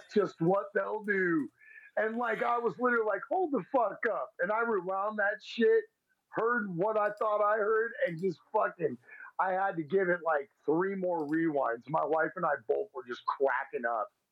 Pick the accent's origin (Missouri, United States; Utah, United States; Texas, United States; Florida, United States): Texas, United States; I'm from Texas, and I mean, I I don't think I got too much of a Texas accent.